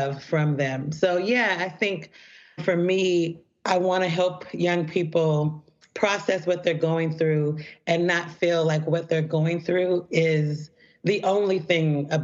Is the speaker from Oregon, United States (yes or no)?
yes; Portland, Oregon, United States; I grew up in Portland, Oregon